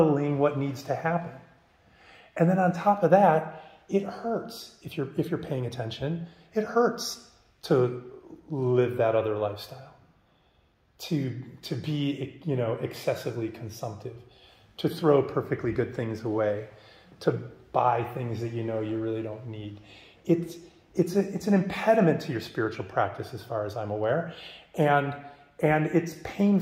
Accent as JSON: {"language": "English", "region": "Midwest", "country": "United States", "tie": "born or raised there", "said": "I grew up in the Midwest"}